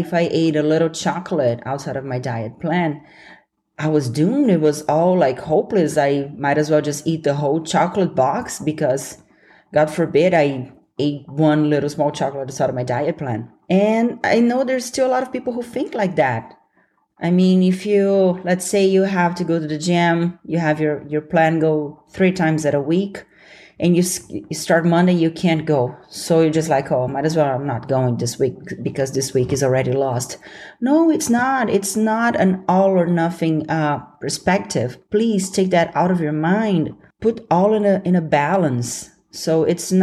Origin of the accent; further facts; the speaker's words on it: Brazil; accent: Brazilian; I'm working on removing my Brazilian accent